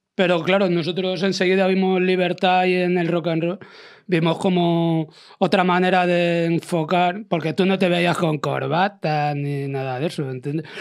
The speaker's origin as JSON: {"language": "Spanish", "town": "Madrid", "region": "Community of Madrid", "country": "Spain", "said": "todos los que somos de Malasaña, porque siempre ha sido nuestro barrio y lo será siempre, aunque vivamos en otro sitio siempre lo será."}